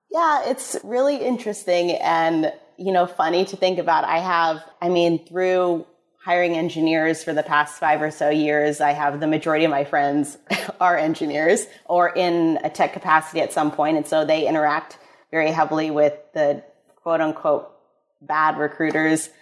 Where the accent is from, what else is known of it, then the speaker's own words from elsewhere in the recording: Midwest, United States; moved away; I'm from the Midwest originally